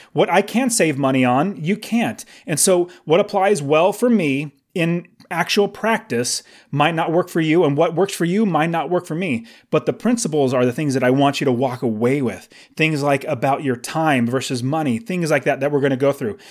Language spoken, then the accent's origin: English; California, United States; now in Phoenix, United States; I live in Phoenix, I was originally from California